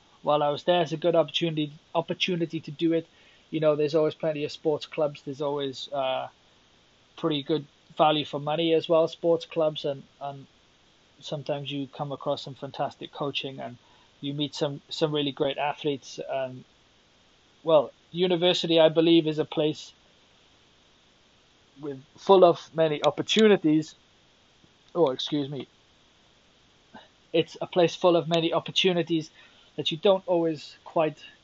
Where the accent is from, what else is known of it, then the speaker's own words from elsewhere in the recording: South Wales, United Kingdom; now in Finland; growing up in South Wales